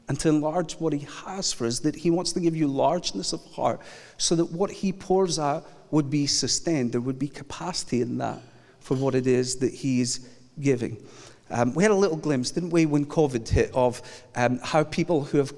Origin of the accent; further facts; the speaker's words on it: Scotland, United Kingdom; I am originally from Scotland, so the idea of going to the house of oppressive governance in England is just, it's just an unusual day.